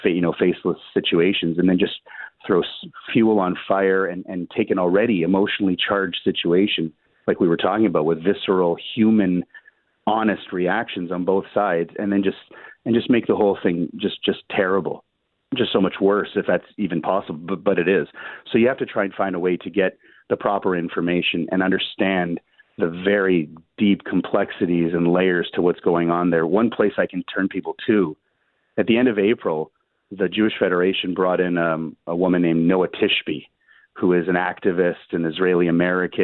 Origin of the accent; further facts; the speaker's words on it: Canada; as a Canadian